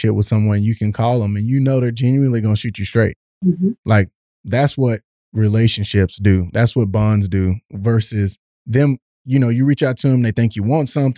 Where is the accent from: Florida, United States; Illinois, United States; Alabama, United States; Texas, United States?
Texas, United States; Chapel Hill; I'm from Chapel Hill